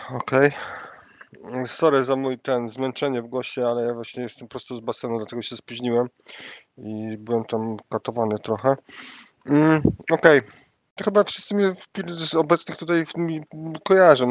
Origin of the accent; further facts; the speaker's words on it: Gdynia, Pomeranian Voivodeship, Poland; jestem z Gdyni